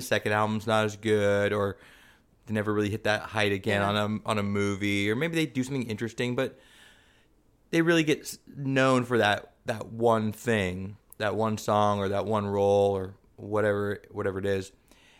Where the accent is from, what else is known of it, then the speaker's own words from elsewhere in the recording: San Diego, California, United States; Linda Vista is the neighborhood I grew up in, San Diego.